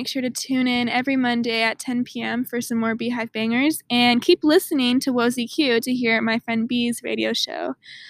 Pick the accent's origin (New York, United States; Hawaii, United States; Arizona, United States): Arizona, United States; I'm from Arizona.